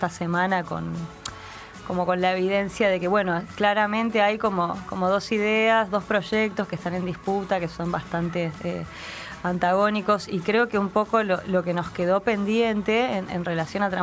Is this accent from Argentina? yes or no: yes; Villa Bosch, Buenos Aires Province, Argentina; No, no, no soy de tan lejos, a una hora y pico de acá, de Villa Bosch.